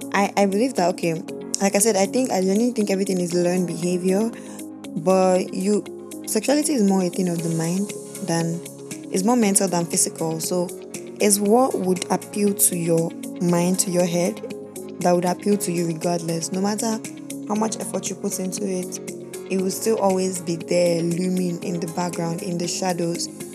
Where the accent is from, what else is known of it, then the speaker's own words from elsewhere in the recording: Nigeria; I'm a Nigerian, born and bred in Nigeria